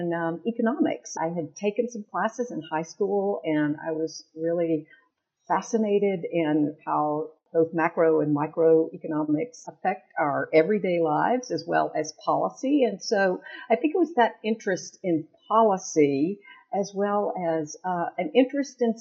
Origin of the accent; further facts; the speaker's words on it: Longview, Texas, United States; also born or lived in Chattanooga, Tennessee; now in Decatur, United States; I actually grew up in a small town in East Texas, Longview, Texas